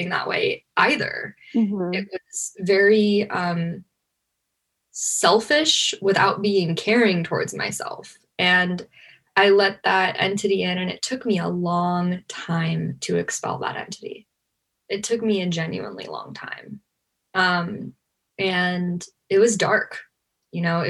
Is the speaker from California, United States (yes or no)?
yes; Los Angeles, California, United States; I grew up in Hollywood